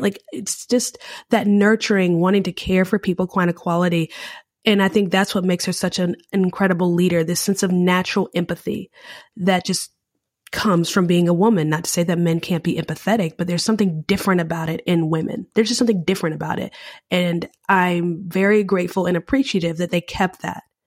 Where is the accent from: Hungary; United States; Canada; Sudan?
United States; I'm an American